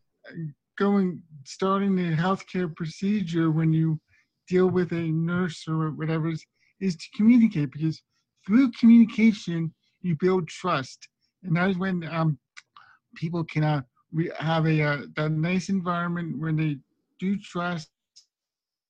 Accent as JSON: {"language": "English", "town": "Las Vegas", "region": "Nevada", "country": "United States", "said": "I'm from Las Vegas."}